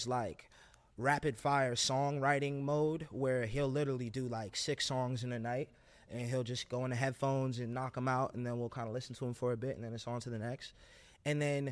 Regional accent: New York City, New York, United States; I'm from Brooklyn

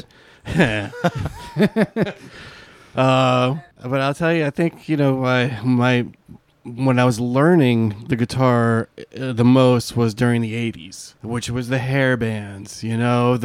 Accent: Ellenville, New York, United States; I was born and raised in Ellenville, New York

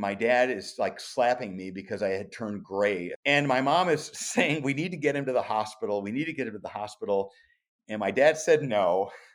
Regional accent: Omaha, Nebraska, United States; growing up in South Omaha in a small working class neighborhood

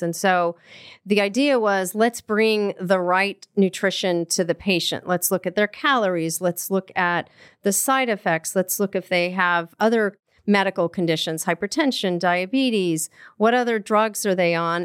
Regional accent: Colorado, United States; I grew up in Colorado

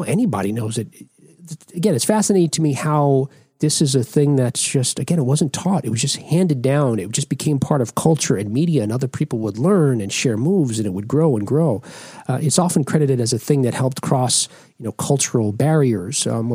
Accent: Jersey City, New Jersey, United States; my hometown of Jersey City, New Jersey

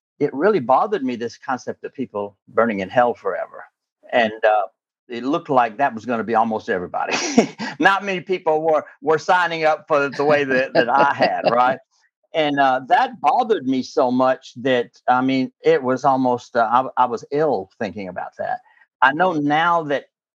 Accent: southern Alabama, United States; moved away as an adult; now in Alexandria, United States; I'm originally from the Deep South. I'm that little part of Alabama that hangs down between Mississippi and Florida on the Gulf Coast. That's where I'm from originally

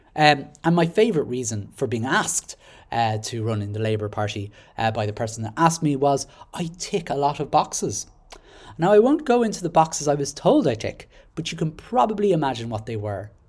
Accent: Dublin, Leinster, Ireland; now in Carlow, Ireland; I was born in Dublin, and I now live in Carlow with my wife and child

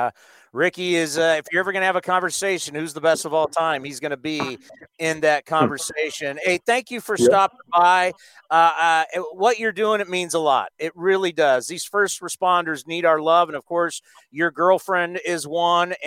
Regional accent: San Diego, California, United States; growing up in San Diego, you know, we went to Tijuana all the time

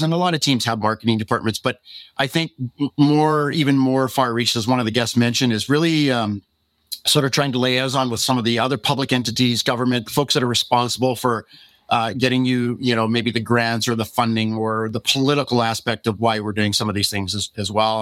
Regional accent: Canada; being a Canadian

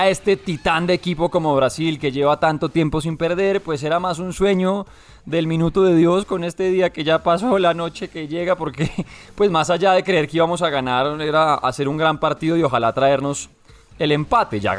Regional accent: Armenia, Quindío, Colombia; …, Armenia, que es banda del rock de mi pueblo

